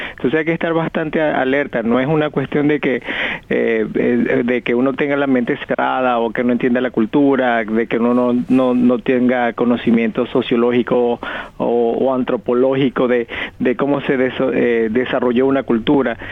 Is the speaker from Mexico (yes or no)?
no; Venezuela; moved away; mi pueblo allá en Venezuela